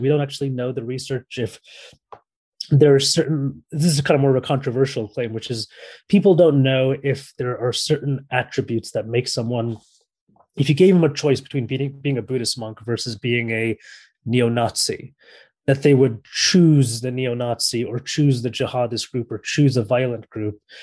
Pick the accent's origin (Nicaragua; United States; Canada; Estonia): United States; San Francisco, California; moved away as an adult; also born or lived in Paris / Barcelona; now in London, United Kingdom; I was born and raised in San Francisco, California